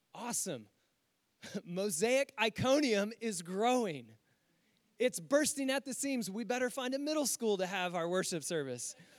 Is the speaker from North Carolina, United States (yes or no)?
yes; Winston-Salem, North Carolina, United States; my hometown of Winston-Salem, North Carolina